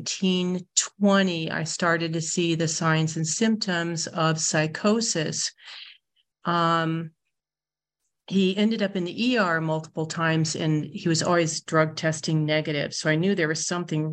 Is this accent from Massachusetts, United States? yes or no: no; Iowa, United States; also born or lived in Orange County, California; now in California, United States; I live in Orange County, but I got a lot of my common sense by growing up in the state of Iowa.